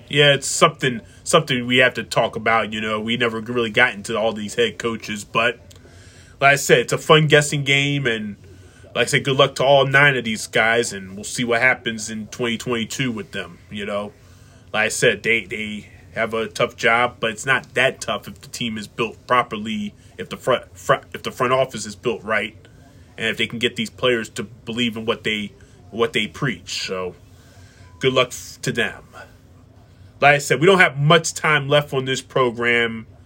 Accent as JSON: {"language": "English", "town": "Philadelphia", "region": "Pennsylvania", "country": "United States", "tie": "born or raised there", "said": "we grew up here in Pennsylvania in Philadelphia eastern Pennsylvania"}